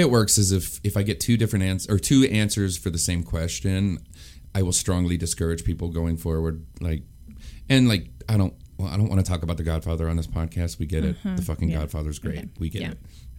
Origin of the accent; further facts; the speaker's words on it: New Mexico, United States; moved away; I grew up in New Mexico.